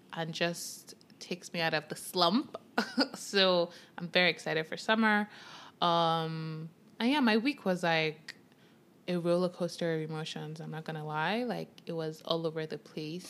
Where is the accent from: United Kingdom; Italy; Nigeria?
Nigeria; moved away; growing up in Nigeria with Yoruba parents, with just African parents